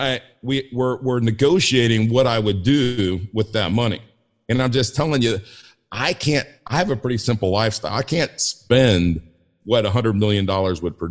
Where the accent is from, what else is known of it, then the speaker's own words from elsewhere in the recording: Inglewood, California, United States; I grew up in Inglewood